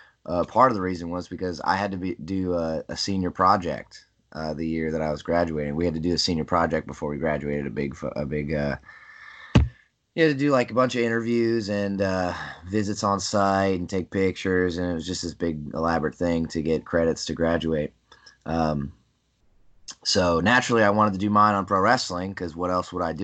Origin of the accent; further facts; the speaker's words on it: Berks County, Pennsylvania, United States; I came from Berks County, Pennsylvania, which was like, which is just a small cluster of towns in Pennsylvania